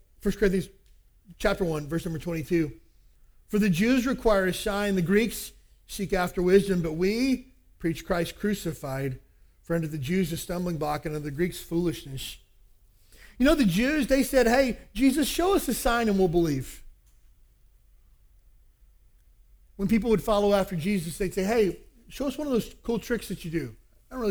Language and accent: English; Kentucky, United States; I grew up in Kentucky